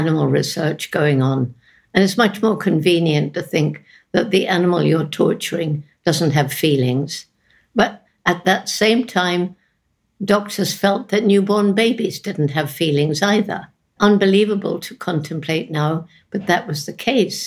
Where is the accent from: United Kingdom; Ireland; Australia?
United Kingdom; England; moved away; when I was growing up in England.